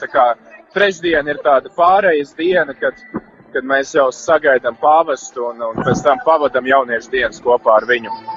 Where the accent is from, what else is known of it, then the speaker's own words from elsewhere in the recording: Latvia; Mēs šeit esam trīs garīdznieki no Latvijas